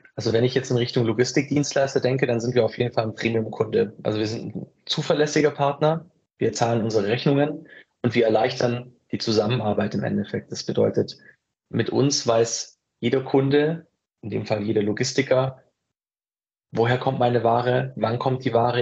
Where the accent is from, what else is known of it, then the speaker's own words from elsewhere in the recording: Ulm, Baden-Württemberg, Germany; ich komme ja aus Ulm